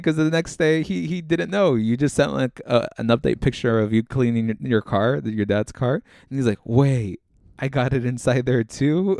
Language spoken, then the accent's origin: English; Orange County, California, United States; we're from Orange County